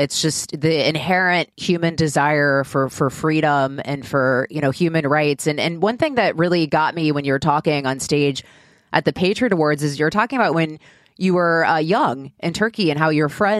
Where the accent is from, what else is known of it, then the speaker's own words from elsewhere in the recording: United States; I'm an American. I grew up here